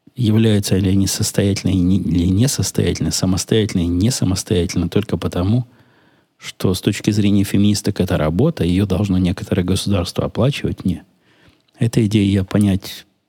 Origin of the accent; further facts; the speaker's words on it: Ukraine; also born or lived in Israel; now in United States; я же с Украины сам